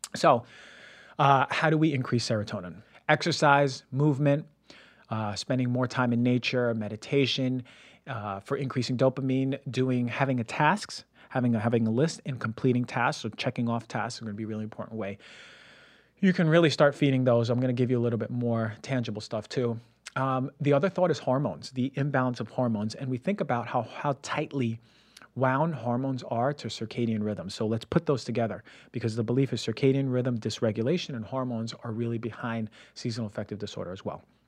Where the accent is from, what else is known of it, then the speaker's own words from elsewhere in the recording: United States; moved away as an adult; also born or lived in Connecticut / Pennsylvania / Ecuador (ancestry) / Puerto Rico (ancestry); now in West Coast, United States; growing up in New Jersey, New York